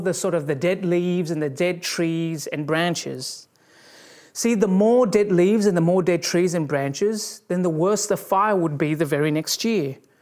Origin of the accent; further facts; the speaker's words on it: Australia; growing up in Australia, there were, you know, there were bushfires every year